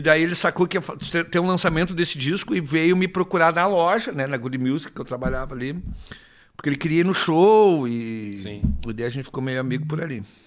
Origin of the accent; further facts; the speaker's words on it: Canoas, Rio Grande do Sul, Brazil; also born or lived in Porto Alegre / Passo Fundo; Eu passei a minha adolescência ali em Canoas